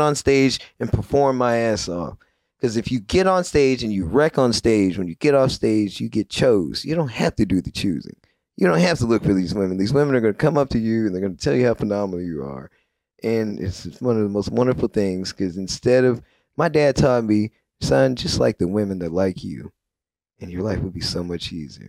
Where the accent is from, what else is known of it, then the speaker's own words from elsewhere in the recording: Little Rock, Arkansas, United States; I'm from Little Rock